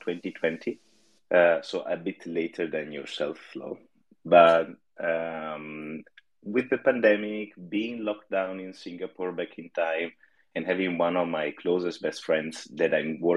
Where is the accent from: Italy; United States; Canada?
Italy; now in Netherlands; I'm originally from Italy